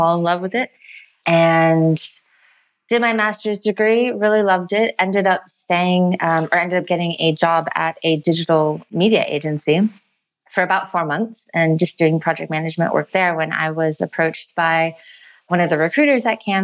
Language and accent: English; United States; moved away as an adult; now in Australia; as an American